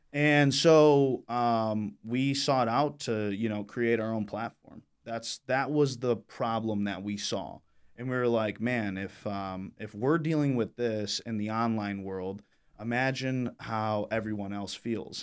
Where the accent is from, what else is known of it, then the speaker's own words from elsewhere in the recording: Michigan, United States; I grew up here in Michigan, born and raised